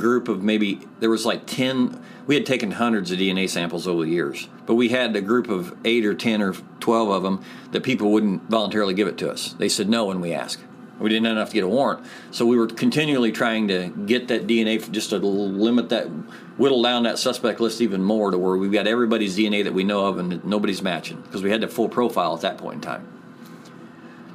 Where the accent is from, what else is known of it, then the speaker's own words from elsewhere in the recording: Angola, Indiana, United States; I'm from Angola